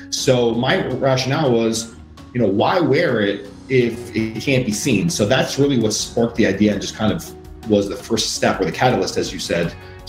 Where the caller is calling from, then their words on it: Queens, New York, United States; Coming live from Queens, New York.